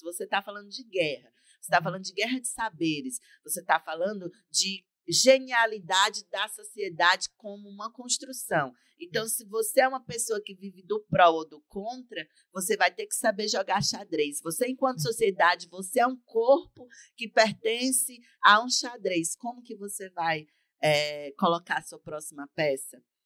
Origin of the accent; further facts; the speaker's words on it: Camocim, Ceará, Brazil; o sistema público de saúde camusinense me dar esse suporte sem eu ter que precisar de sair da minha cidade natal